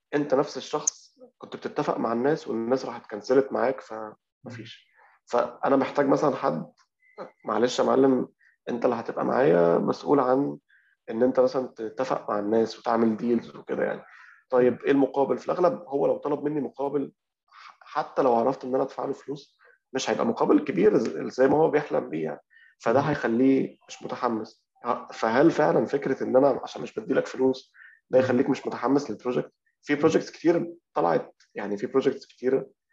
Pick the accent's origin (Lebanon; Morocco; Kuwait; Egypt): Egypt; إحنا عندنا معضلة أو مشكلة عندنا في كمصريين